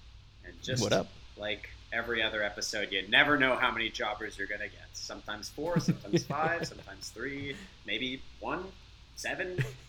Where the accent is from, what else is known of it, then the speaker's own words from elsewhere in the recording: Canada; accent: Canadian; I have been told in speaking with American, I guess, people that they immediately hear my accent, Canadian.